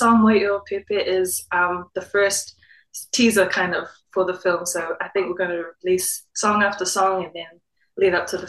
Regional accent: New Zealand; So, yeah, I'm Māori from Ngāti Kainunu, Tainui, and Rangitāne.

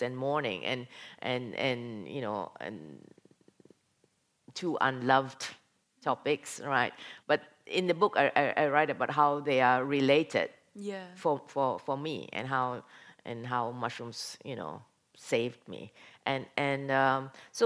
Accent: Malaysia; moved away as an adult; now in Norway; I come from Malaysia, went to Norway as an exchange student, stayed on

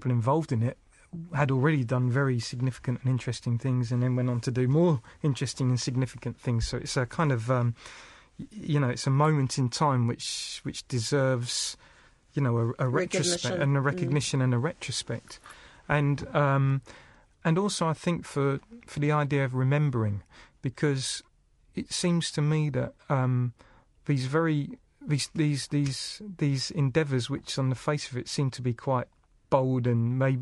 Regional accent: United Kingdom; moved away as an adult; now in New Zealand; growing up in Britain

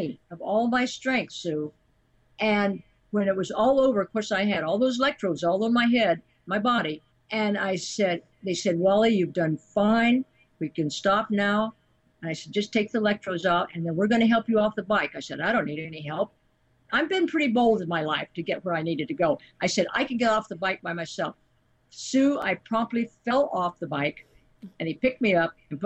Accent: United States; where my hometown was, just 150 miles north of him

